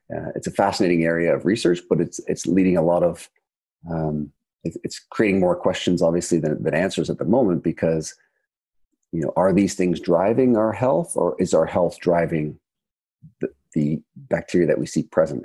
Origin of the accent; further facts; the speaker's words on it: Canada; now in United Kingdom; I'm from Canada, and of course here in the UK